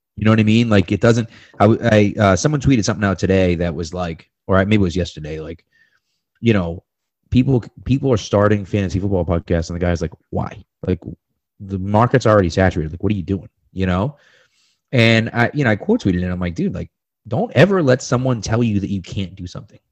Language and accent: English; Massachusetts, United States; I'm from Massachusetts